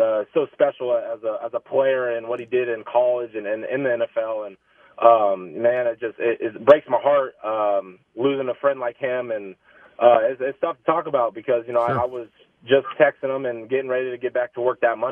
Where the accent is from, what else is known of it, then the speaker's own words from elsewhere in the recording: United States; also born or lived in Altoona, Pennsylvania / Dallas, Texas; I was born in Altoona, but I was only there for a couple years in Pennsylvania, and then was down in Texas for 4 years down in Dallas area, and then been here ever since. So definitely grew up a Chiefs fan